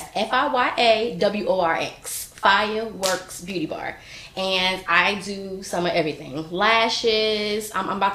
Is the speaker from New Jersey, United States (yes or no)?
yes; Newark, New Jersey, United States; moved away as an adult; now in North Carolina, United States; I'm originally from New Jersey, okay. North baby, Brick City, what's up, I moved down here to North Carolina about 14 years ago